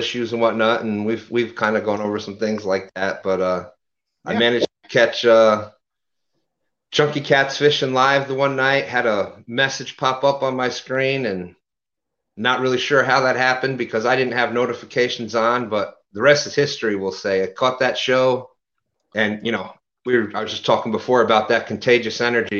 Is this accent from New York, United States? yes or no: yes; New York, United States; also born or lived in Louisiana; I was originally from Louisiana, so I moved upstate New York when I was younger, et cetera, et cetera, et cetera.